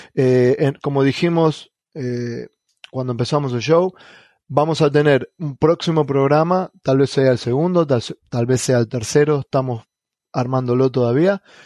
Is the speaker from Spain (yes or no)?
no; Argentina; first language Spanish; moved away as an adult; now in United States; en mi país, en Argentina